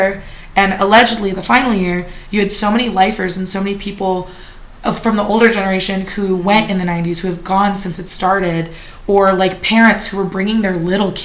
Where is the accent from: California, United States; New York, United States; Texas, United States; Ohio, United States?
California, United States; San Jose; I grew up in San Jose.